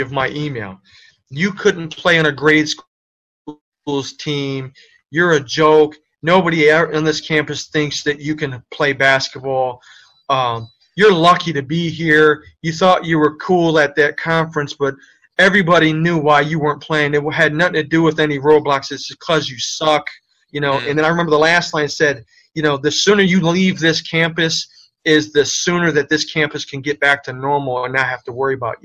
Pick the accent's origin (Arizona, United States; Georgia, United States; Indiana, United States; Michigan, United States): Michigan, United States; Inkster; also born or lived in Detroit; growing up in Inkster